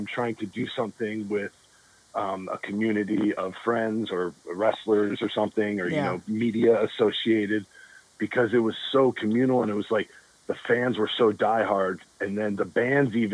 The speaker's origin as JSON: {"language": "English", "town": "Richmond", "region": "California", "country": "United States", "tie": "born or raised there", "said": "I was born and raised in Richmond, okay. California."}